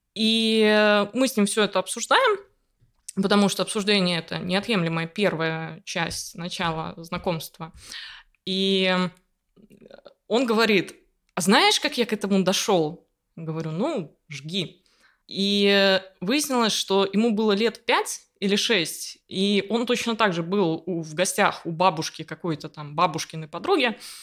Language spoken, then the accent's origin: Russian; Riga, Latvia; я из Риги, я родилась и выросла здесь